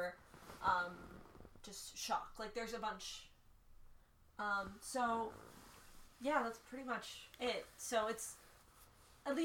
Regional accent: Baltimore County, Maryland, United States; growing up in Baltimore County

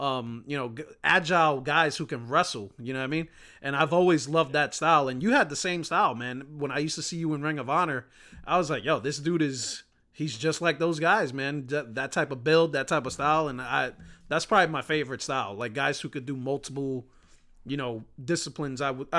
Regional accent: New York, United States; moved away as an adult; now in Florida, United States; I'm from New York. I live in Florida now, but I've been in Florida for about 3 years, but I'm a New York boy all my life.

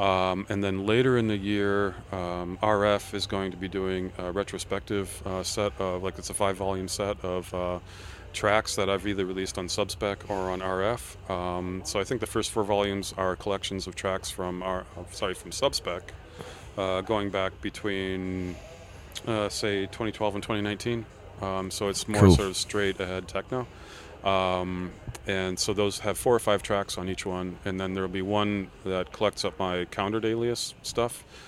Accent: United States; And I have to use Imperial because I'm American, right?

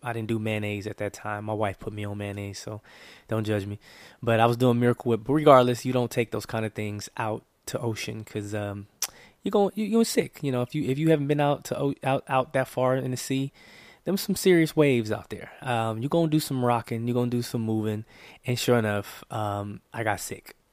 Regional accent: Oakland, California, United States; I'm from the San Francisco Bay Area, Oakland, California.

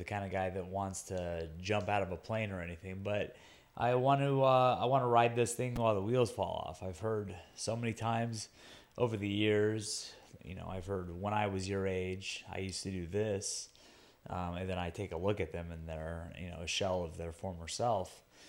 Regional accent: Guam; My hometown is where I started out. And then, you know, I traveled around. I fought in California, the Middle East, Asia, all over. But there has never been a place that gets behind its athletes like I do, like I feel that Guam does.

